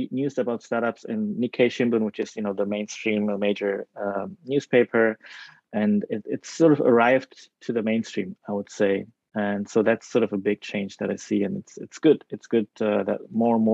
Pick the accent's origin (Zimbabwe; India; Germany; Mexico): Germany; moved away as an adult; also born or lived in Tokyo, Japan / Netherlands; now in Japan; I was born in Tokyo, but I was raised in Germany. We went to Germany before I even turned 1 year old. Stayed there until high school graduation, almost 20 years